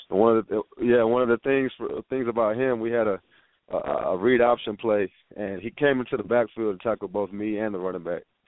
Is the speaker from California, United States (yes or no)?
no; Humble, Texas, United States; also born or lived in San Angelo, Texas; I come from Humble, Texas, which is north of Houston